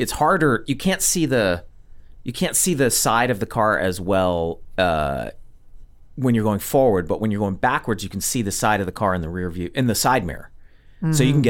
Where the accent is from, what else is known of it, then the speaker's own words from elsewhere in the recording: Montgomery, Alabama, United States; now in Los Angeles, United States; I'm from Montgomery, Alabama.